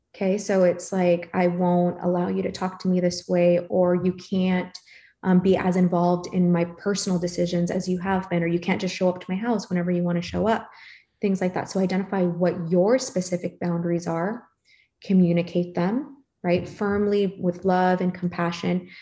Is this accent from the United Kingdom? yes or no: no; Philippines; I'm Filipino